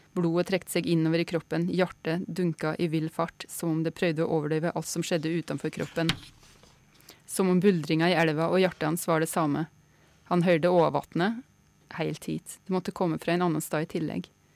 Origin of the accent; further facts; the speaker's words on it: Kvam, Innlandet, Norway; Kvam der jeg er fra sjøl, i Innlandet, i Gudbrandsdalen